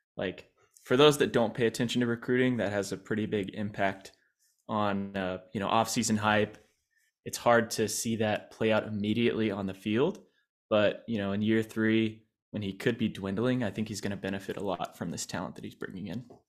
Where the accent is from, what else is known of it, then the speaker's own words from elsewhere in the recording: San Marcos, Texas, United States; I'm from San Marcos